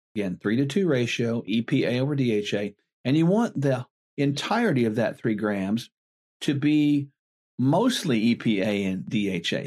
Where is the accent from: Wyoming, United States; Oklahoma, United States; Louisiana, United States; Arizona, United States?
Oklahoma, United States; born or raised there